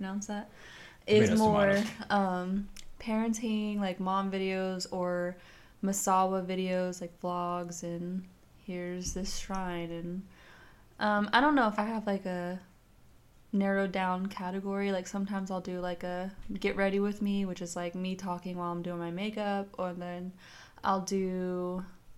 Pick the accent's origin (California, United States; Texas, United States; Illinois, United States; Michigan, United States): Texas, United States; moved away as an adult; So I'm from Texas. And so I came here where it snows